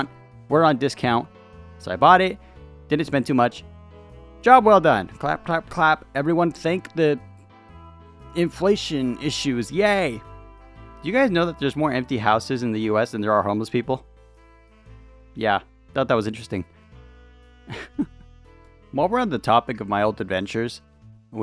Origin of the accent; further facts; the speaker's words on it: California, United States; I'm from California